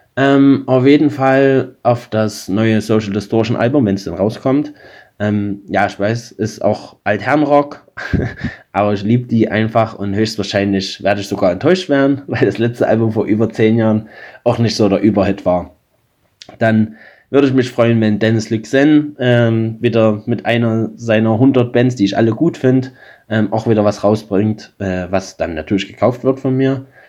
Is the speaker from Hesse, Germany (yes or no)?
no; Limbach-Oberfrohna, Saxony, Germany; meiner Heimatstadt Limbach-Oberfrohna